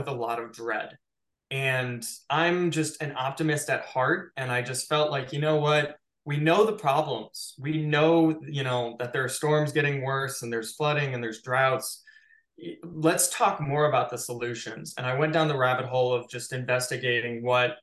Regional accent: Chicago, Illinois, United States; now in Los Angeles, United States; I grew up in Chicago

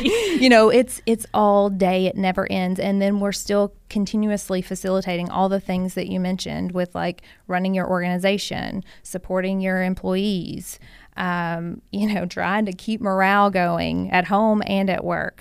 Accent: Hancock County, Kentucky, United States; I grew up in Hancock County, so not very far away

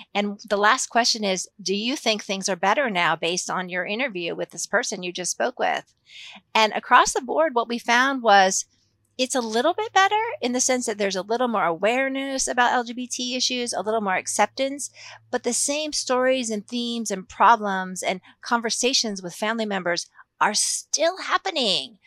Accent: Massachusetts, United States; moved away as an adult; also born or lived in San Francisco / Japan; now in Lexington, Kentucky, United States; I'm not originally from Kentucky, I'm a, from Massachusetts, um, but I've lived in Kentucky since nineteen ninety-two, so, uh, I lived here much longer than I lived in the Northeast, but I grew up in the Northeast

